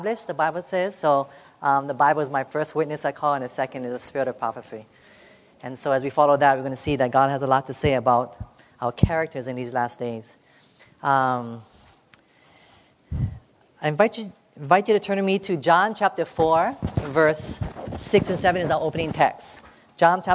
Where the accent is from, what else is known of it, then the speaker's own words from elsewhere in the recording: Hawaii, United States; I'm from Hawaii